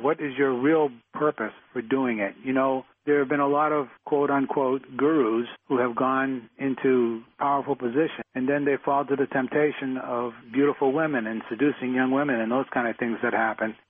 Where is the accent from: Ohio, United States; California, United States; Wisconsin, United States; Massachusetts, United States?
Massachusetts, United States; Boston; I grew up in Dorchester in Boston. It's a tough place to grow up.